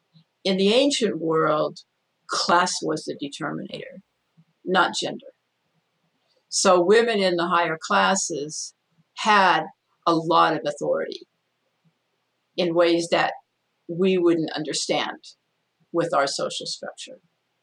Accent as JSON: {"language": "English", "country": "Mexico", "tie": "born or raised there", "said": "And that was the ideal scenario where, when I grew up in Mexico, although that wasn't my parents' idea, so we were not accompanied."}